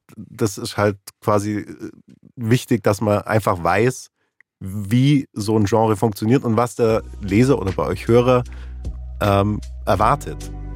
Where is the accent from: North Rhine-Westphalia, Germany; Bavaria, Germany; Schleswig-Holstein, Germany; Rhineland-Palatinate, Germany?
Bavaria, Germany; Allgäu; ich komme aus dem Allgäu